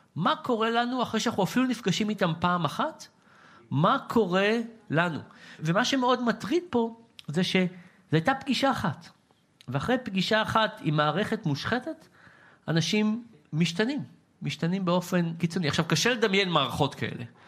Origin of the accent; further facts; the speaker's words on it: Israel; בתור ישראלי